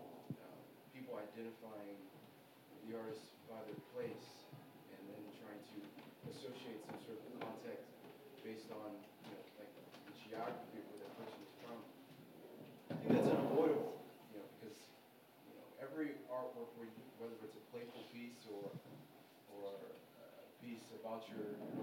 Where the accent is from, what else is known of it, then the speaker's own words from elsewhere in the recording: Houston, Texas, United States; I'm from Texas, Houston, Texas